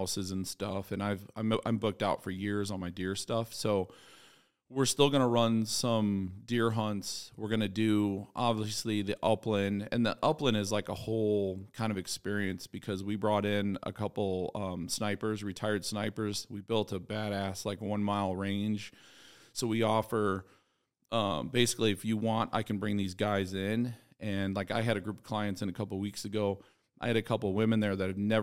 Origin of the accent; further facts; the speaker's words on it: outside Chicago, Illinois, United States; also born or lived in Pike County, Illinois / Sicily (father); I grew up outside Chicago.